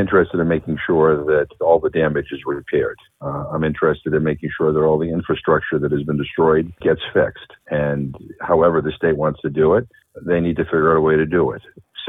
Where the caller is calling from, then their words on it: Worcester, Massachusetts, United States; I'm in Worcester.